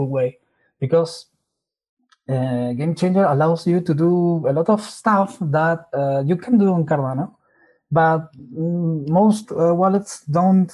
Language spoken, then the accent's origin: English; Argentina; I'm from Argentina